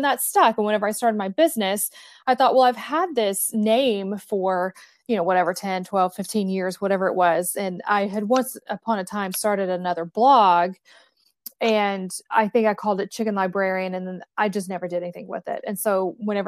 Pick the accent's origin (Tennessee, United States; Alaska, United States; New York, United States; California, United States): Tennessee, United States; East; I grew up in East Tennessee